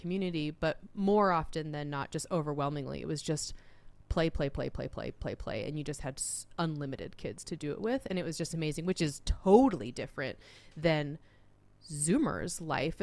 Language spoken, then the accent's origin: English; Utah, United States; moved away; also born or lived in Arizona / Oregon; I was growing up in Utah